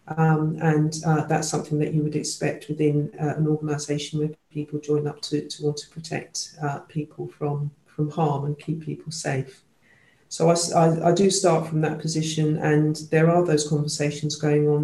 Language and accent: English; London, United Kingdom; I was born and brought up in London